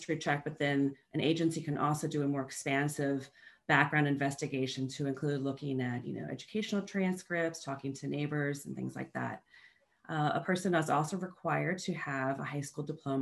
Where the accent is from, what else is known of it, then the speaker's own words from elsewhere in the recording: Northern Virginia, United States; I grew up in Northern Virginia